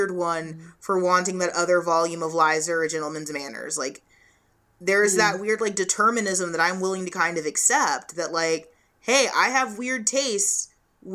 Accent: United States; an American anime fan

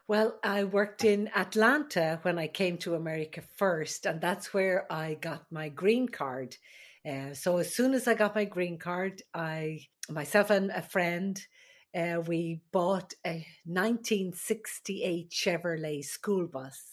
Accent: Ireland; moved away as an adult; also born or lived in Alaska; now in United States; I am the Irish midwife

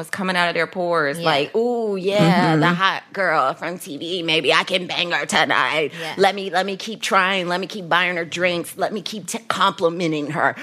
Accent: Dayton, Ohio, United States; I grew up in Dayton, Ohio, Midwest family

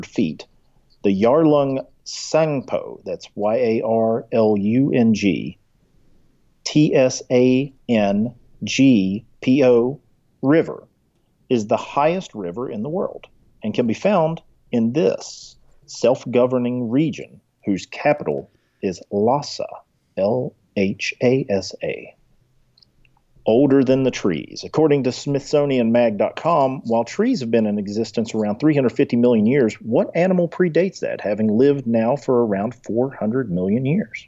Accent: Appalachia, United States; As an Appalachian American

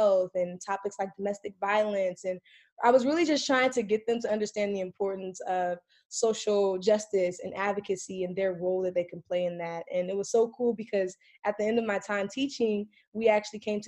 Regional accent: Compton, California, United States; I am originally from Los Angeles, California. I grew up in Compton, raised by a single mother

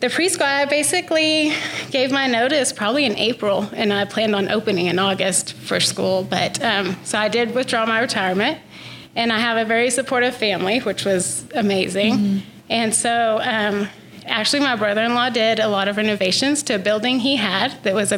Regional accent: Canyon, Texas, United States; also born or lived in Monterrey, Mexico; I was born in Monterrey, Mexico, and I actually grew up in Canyon, though, since I was 2 years old

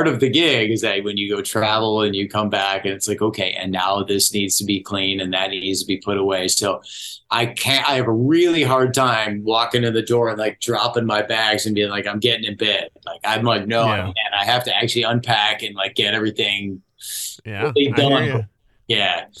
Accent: Orland Park, Illinois, United States; I grew up in Orland Park

